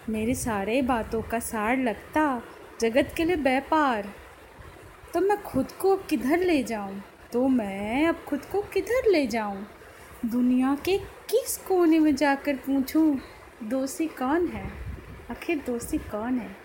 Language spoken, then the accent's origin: Hindi; Noida, Uttar Pradesh, India; और मैं नोएडा से हूँ